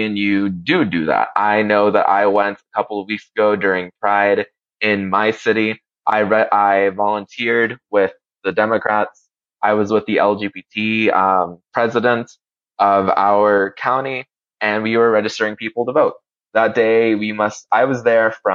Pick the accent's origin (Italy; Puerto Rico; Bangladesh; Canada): Puerto Rico; moved away; also born or lived in Honduras; I lived in Puerto Rico and I'm from Puerto Rico and that I also lived in and love Honduras